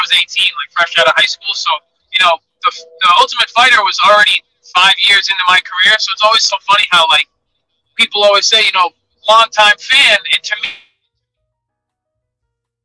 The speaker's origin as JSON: {"language": "English", "region": "Massachusetts", "country": "United States", "tie": "born or raised there", "said": "a kid from a small town in Massachusetts just outside of Boston"}